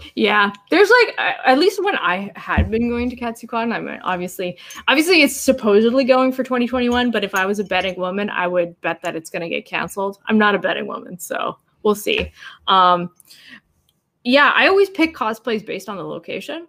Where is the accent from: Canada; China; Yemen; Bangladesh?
Canada; I'm Canadian.